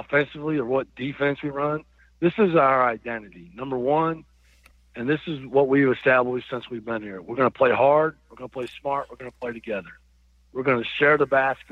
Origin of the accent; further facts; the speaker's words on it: Iowa, United States; moved away as an adult; also born or lived in Arkansas; I grew up in Iowa and as a young person and moved to Arkansas when I was a senior in college